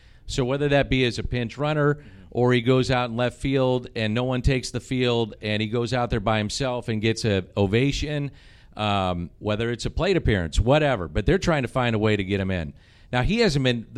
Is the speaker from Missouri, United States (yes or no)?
yes; St. Louis, Missouri, United States; I'm from St. Louis